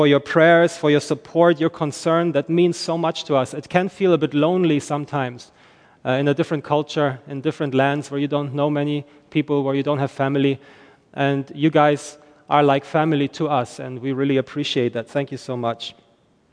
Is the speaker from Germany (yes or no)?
yes; Germany; English is a second language; moved away as an adult; now in Northern Ireland, United Kingdom; I am originally from Germany. I'm not from Ireland. I live in Ireland, but I am from Germany. And that's why I don't sound Irish when I speak English